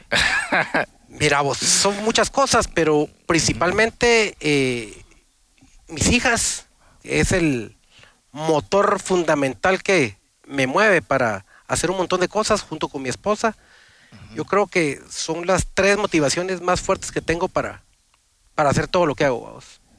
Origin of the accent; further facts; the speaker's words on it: San Pedro Carchá, Alta Verapaz, Guatemala; also born or lived in Cobán; mi infancia yo la tomo que viví en Cobán. Ah, Crecí en Cobán, soy puro cobanero. y más que cobanero, hombre pez, que soy de San Pedro Carchá, un municipio de, de Cobán